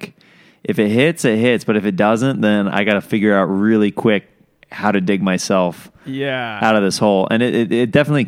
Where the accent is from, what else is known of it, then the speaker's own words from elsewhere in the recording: Kansas, United States; moved away; People think whenever I tell them I'm from Kansas, whenever they try to recall where I'm from, they're like, you're from Kentucky, right? I'm like, no, I'm from Kansas.